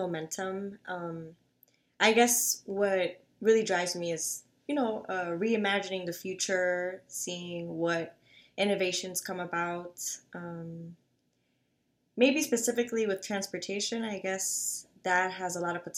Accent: New York City, New York, United States; moved away as an adult; now in Buffalo, United States; growing up in the Bronx

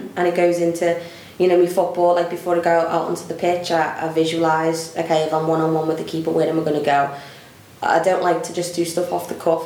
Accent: Liverpool, North West England, United Kingdom; accent: Scouse; I obviously grew up in Liverpool.

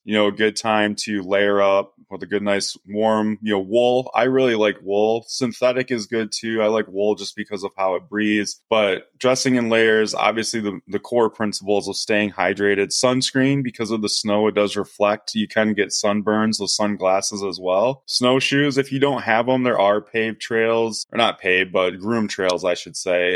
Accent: Coldwater, Michigan, United States; now in Grand Rapids, United States; growing up in Coldwater

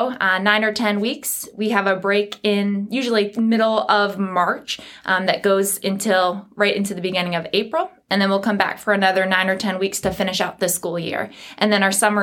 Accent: New England, United States; now in North Carolina, United States; I grew up in New England, so when I moved south

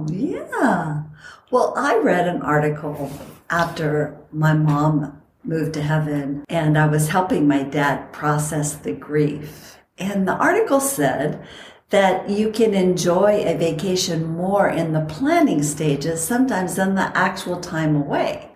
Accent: Costa Rica; moved away; also born or lived in San Bernardino Mountains, California; I grew up in Costa Rica where it is the best weather

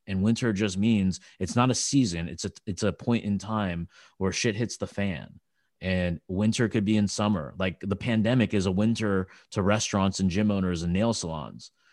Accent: California, United States; I'm from California

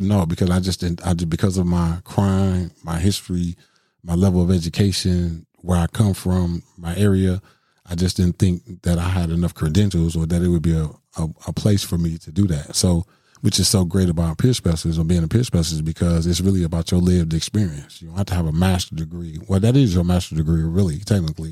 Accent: Milwaukee, Wisconsin, United States; I grew up in Milwaukee, you know, main, main streets of Milwaukee

